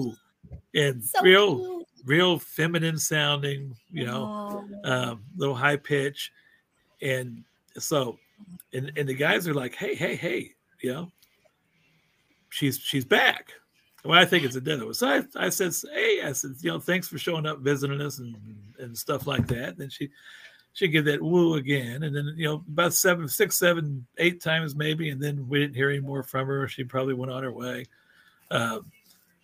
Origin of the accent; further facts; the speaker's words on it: Cape Girardeau, Missouri, United States; I'm from Southeast Missouri, Mississippi River City, Cape Girardeau, about 100 miles south of St. Louis